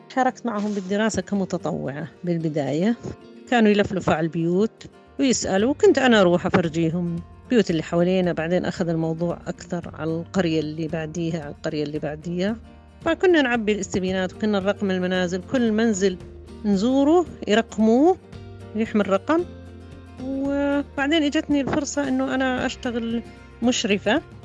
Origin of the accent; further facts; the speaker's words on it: Mukawir, Madaba Governorate, Jordan; أنا من مكاوى